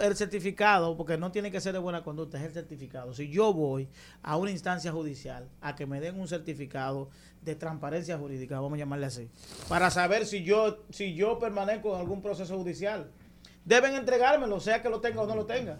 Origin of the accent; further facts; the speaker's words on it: Dominican Republic; yo como dominicano